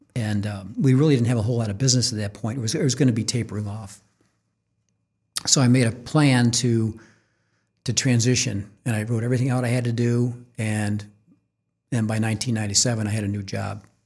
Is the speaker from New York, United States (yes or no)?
yes; Orchard Park, New York, United States; moved away as an adult; also born or lived in Syracuse, New York; now in Kansas City, United States; we went to high school in, in, in Orchard Park, home of the Buffalo Bills